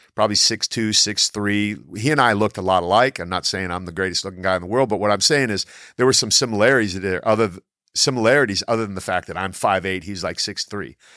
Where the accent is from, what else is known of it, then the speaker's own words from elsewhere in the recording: Canton, Ohio, United States; I grew up in Canton, Ohio, home of the Pro Football Hall of Fame.